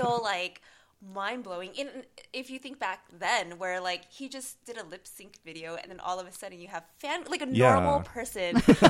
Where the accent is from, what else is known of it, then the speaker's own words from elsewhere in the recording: Arcadia, California, United States; in Arcadia, which is like 90% Asian people, so to me being Asian wasn't